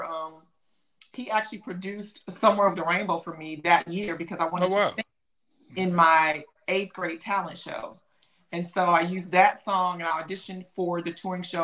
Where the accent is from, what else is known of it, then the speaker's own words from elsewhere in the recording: Atlanta, Georgia, United States; also born or lived in Memphis, Tennessee; I was born in Memphis, Tennessee, but I was raised in Atlanta, Georgia